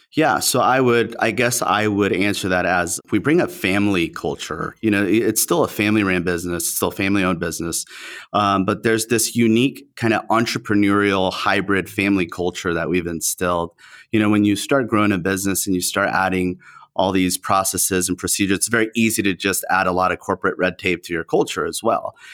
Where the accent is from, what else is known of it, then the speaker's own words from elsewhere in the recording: Southern California, United States; first language Spanish; English is a second language; we are in Southern California